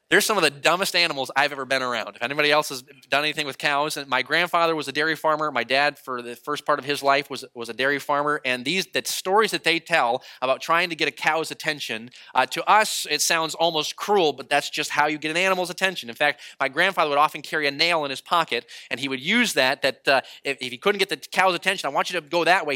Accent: New England, United States; moved away; growing up in New England, I am a dyed in the wool Boston fan

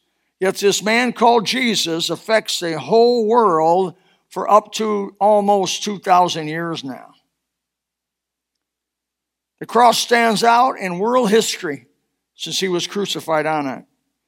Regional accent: Elkhart, Indiana, United States; moved away as an adult; now in US South; I was born in Elkhart, Indiana. But I've been here so long, I is Southern. I moved out of Elkhart at 19 years old. I'm 68.

